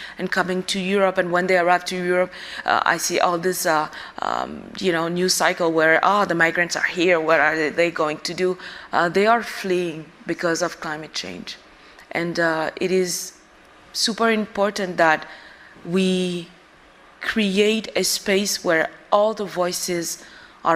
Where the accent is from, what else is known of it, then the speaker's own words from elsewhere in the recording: Bamako, Mali; I was born and I grew up in the capital of Mali